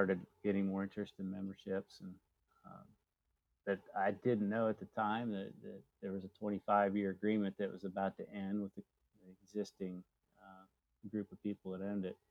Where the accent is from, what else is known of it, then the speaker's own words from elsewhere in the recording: Mount Vernon, Ohio, United States; moved away as an adult; now in Atlanta, United States; I grew up in Mount Vernon, Ohio.